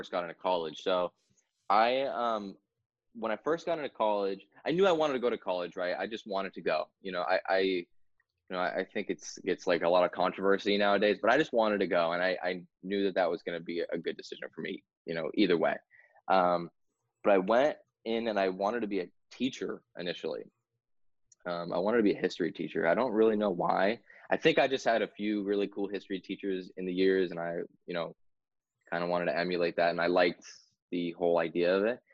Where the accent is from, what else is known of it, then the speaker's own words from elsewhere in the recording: New Hampshire, United States; I'm from New Hampshire, born and raised. Been through all the winters ever since I was a kid